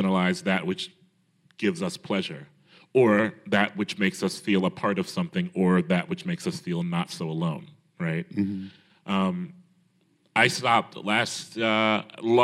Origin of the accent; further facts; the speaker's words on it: Columbus, Ohio, United States; I'm from Columbus, Ohio, and I grew up